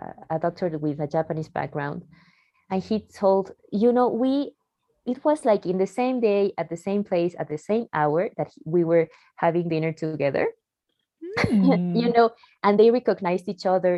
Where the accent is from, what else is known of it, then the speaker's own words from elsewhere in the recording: Mexico City, Mexico; also born or lived in Barcelona; I'm from Mexico. I was born in Mexico City.